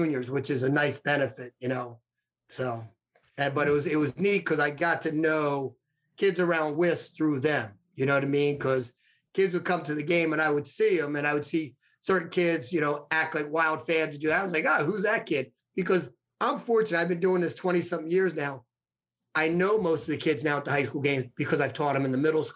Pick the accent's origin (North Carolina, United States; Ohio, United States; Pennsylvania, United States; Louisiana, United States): Pennsylvania, United States; Ambler; My mail address was Ambler, but I lived right around the corner from the high school.